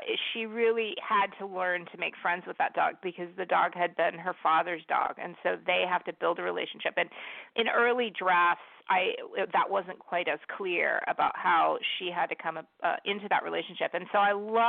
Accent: San Diego, California, United States; also born or lived in Bogota, Colombia; now in Washington State, United States; I grew up in San Diego

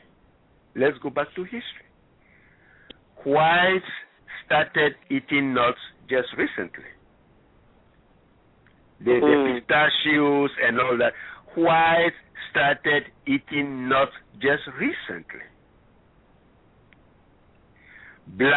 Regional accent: Ghana; moved away; I'm originally from Ghana, West Africa

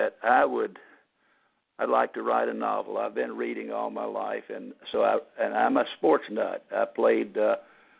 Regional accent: Temple, Texas, United States; now in Houston, United States; I was born in Temple, Texas, which is a relatively small city in central Texas.

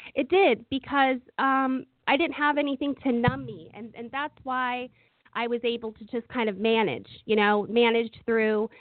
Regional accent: Oakland, California, United States; I grew up in Oakland, California

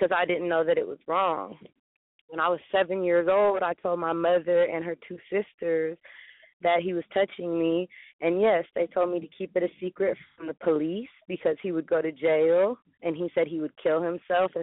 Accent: Bay Area, California, United States; I'm from the Bay Area, California

